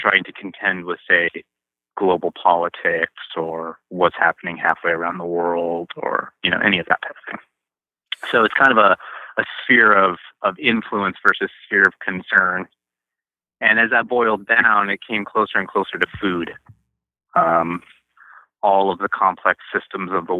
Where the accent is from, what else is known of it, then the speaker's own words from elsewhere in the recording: Spokane, Washington, United States; also born or lived in Bellingham; I was born here in Spokane. I was born on this farm that I'm now operating, but I didn't stay here. I moved to Bellingham to go to college